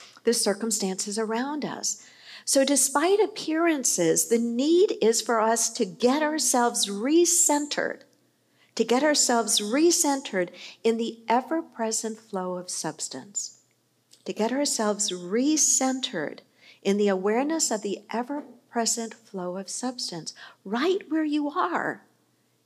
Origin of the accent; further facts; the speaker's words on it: New York City, New York, United States; I was born in New York. I was born in Queens.